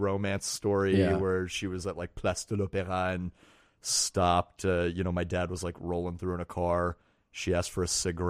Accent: Texas, United States; moved away as an adult; also born or lived in France; I was born in Texas.

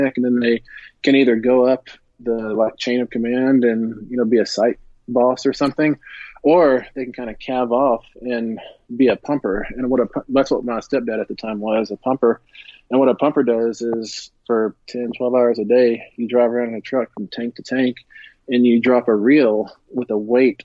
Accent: Greenwood, Texas, United States; also born or lived in Midland, Texas; I was born in Midland. I grew up about 20 miles east of Midland, a little place called Greenwood

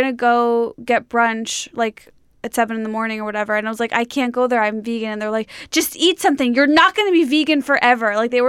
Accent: Skokie, Illinois, United States; Skokie, Illinois, suburb of Chicago.

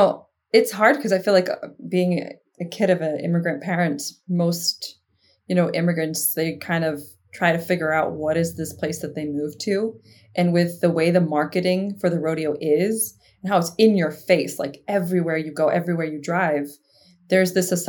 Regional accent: Houston, Texas, United States; As someone who was born and raised in Houston

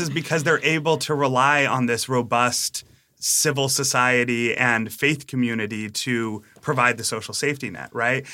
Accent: Massachusetts, United States; also born or lived in Utah; I grew up in Massachusetts.

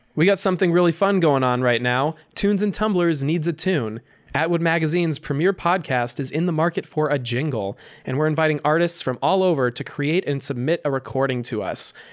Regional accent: Napa Valley, California, United States; moved away; I grew up in Napa Valley

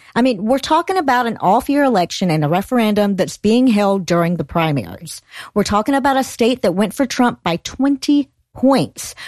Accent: Georgia, United States; my home state, Georgia

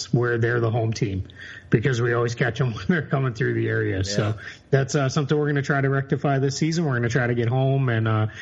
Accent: Massachusetts, United States; moved away as an adult; also born or lived in Orlando area, Florida; now in Florida, United States; I've been here almost as long as I lived in Massachusetts

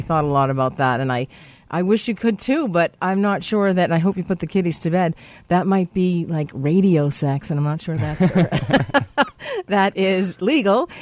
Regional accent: United States; I'm American

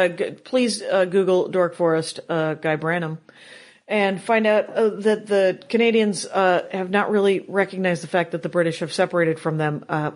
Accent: Wisconsin, United States; I'm from Wisconsin

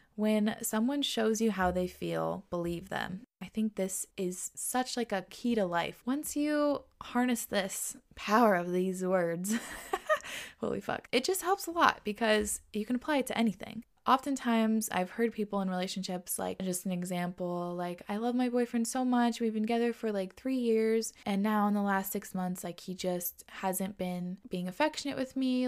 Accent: Washington, United States; moved away as an adult; also born or lived in New York; We moved from New York to Washington, where we both grew up, so now we're back home

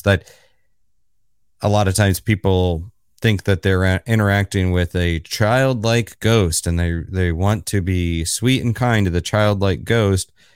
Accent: Florida, United States; now in New York City, United States; I'm based in New York City, not too far from you, I guess, and but I'm originally from Florida

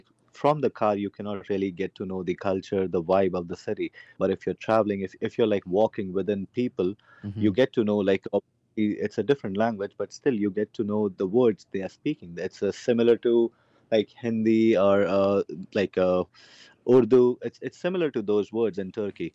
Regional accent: Canada

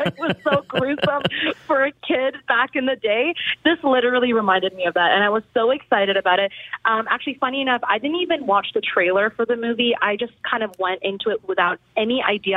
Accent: India; I'm Indian. I'm Indian

